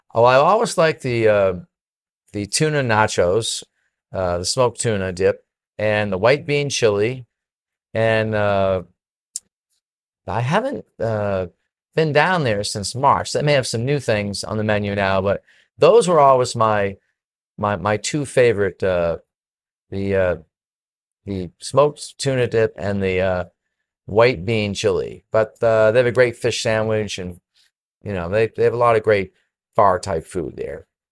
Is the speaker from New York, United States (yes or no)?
no; Penacook, New Hampshire, United States; moved away; I'm from Pennecook, New Hampshire, you know, a little town of fifteen hundred people, a little mill town